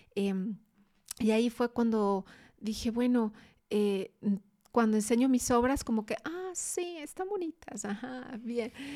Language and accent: Spanish; Guadalajara, Jalisco, Mexico; also born or lived in Mexico City; Toda la familia de aquí de Guadalajara, sí.